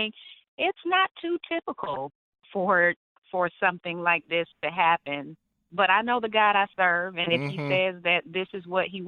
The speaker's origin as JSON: {"language": "English", "town": "Atlanta", "region": "Georgia", "country": "United States", "tie": "born or raised there", "also_born_or_lived": "California", "moved": "yes", "said": "I am originally from Atlanta, Georgia, ATL, born and raised"}